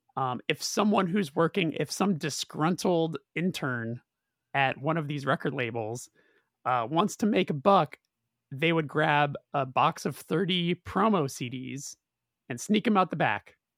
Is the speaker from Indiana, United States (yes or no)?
no; Burbank, California, United States; being in Burbank, growing up in Burbank, California